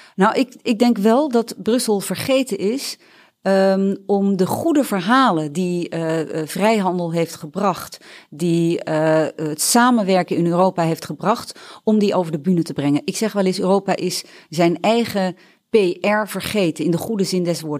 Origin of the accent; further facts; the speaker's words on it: Netherlands; ik voel mij ook Nederlander